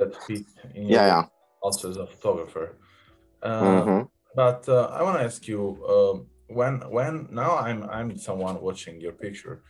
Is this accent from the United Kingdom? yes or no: no; Naples, Campania, Italy; I come from Naples